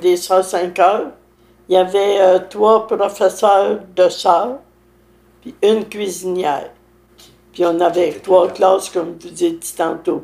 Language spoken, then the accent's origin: French; Saint-Alphonse-Rodriguez, Quebec, Canada; Je suis né à Saint-Alphonse